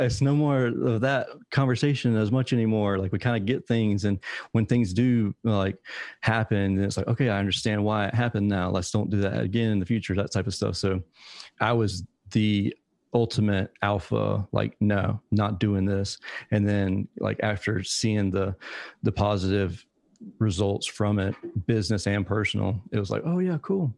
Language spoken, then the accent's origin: English; Savannah, Georgia, United States